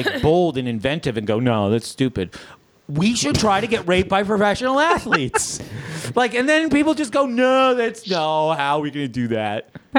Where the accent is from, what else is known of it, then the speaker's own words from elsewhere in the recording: New England, United States; Yeah, but I'm from New England, and I like the Steelers.